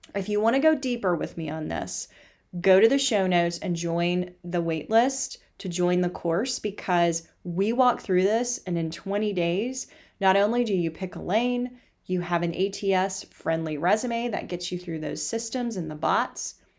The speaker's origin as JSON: {"language": "English", "region": "the South", "country": "United States", "said": "I'm from the South? 'Cause that's what we do is we feed people"}